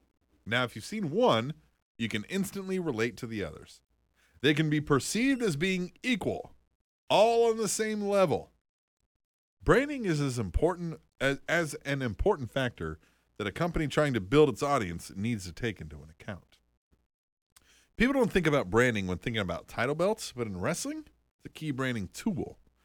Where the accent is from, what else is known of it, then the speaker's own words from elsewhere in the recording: Scotland, United Kingdom; I'm Scottish. I need no help.